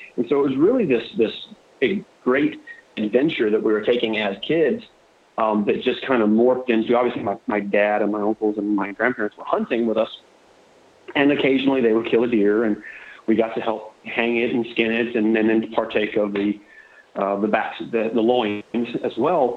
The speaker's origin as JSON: {"language": "English", "region": "Florida", "country": "United States", "tie": "born or raised there", "said": "I was born in Florida. I live on the west coast of Florida, southwest Southwest Florida. Um, I'm fourth generation Floridian or Florida cracker"}